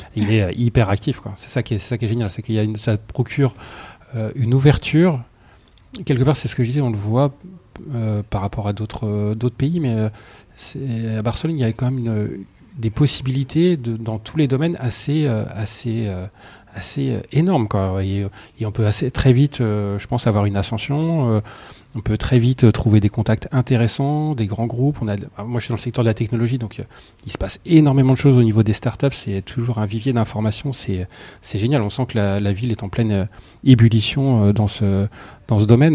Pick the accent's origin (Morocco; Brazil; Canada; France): France; Soissons, Hauts-de-France; je suis de Soissons, donc je suis né à Soissons.